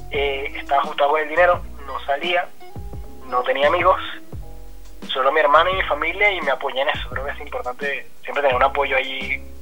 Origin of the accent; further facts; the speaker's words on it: Argentina; incluso siendo argentino no es sencillo